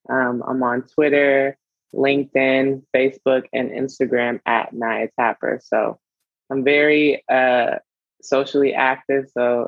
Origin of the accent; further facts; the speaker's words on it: Charlotte, North Carolina, United States; I went to my hometown, Charlotte, North Carolina